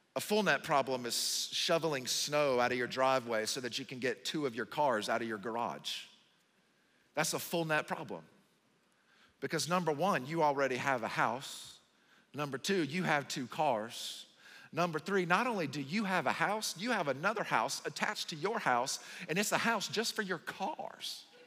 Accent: the South, United States; moved away; I'm from the South

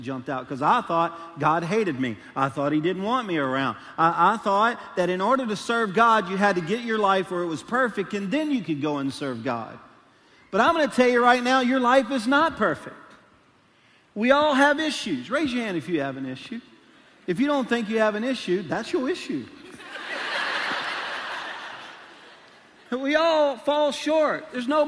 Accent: Louisiana, United States; now in Arkansas, United States; I am a Cajun from Louisiana

